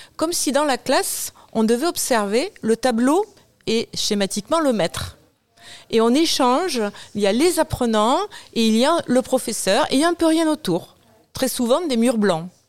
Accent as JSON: {"language": "French", "town": "Toulouse", "region": "Occitania", "country": "France", "tie": "born or raised there", "said": "je suis toulousaine, je suis née à Toulouse aussi, je travaille à Toulouse"}